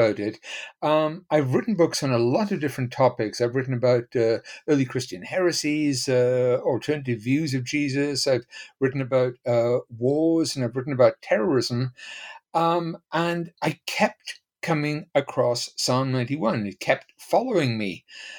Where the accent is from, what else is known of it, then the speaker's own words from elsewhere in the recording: Port Talbot, Wales, United Kingdom; moved away as an adult; also born or lived in Pennsylvania, United States / Texas, United States; now in Waco, United States; I was born in Port Talbot in Wales. I came to the United States in 1980